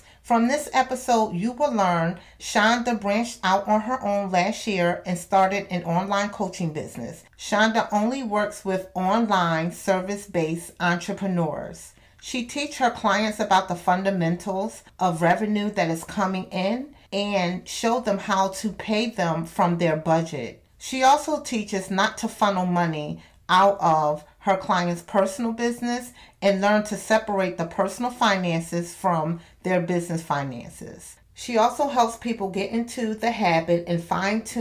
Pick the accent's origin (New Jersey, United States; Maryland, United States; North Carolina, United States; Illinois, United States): New Jersey, United States; Camden; I'm from Camden